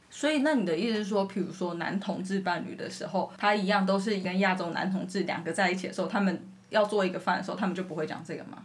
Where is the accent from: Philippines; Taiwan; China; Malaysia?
Taiwan; moved away as an adult; now in France; 很难很准确的回答说我是来自哪里。嗯，相较来说，我觉得来到法国之后，回答我是哪里这一件事情是一种政治性的展现。对我来说，台湾人。